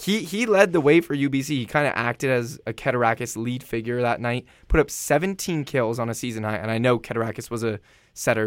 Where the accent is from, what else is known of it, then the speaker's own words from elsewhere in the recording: San Diego, California, United States; moved away; I'm from San Diego.